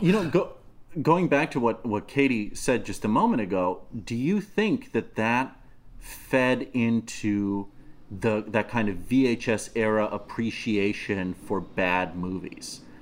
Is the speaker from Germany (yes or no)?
no; Moscow, Russia; English is a second language; moved away; I'm a child of the former Soviet Union. I grew up in Moscow